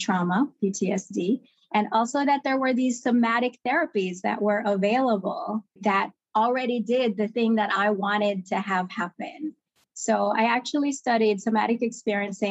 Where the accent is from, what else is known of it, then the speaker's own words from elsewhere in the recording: Kingston, Jamaica; as a child growing up in Kingston, Jamaica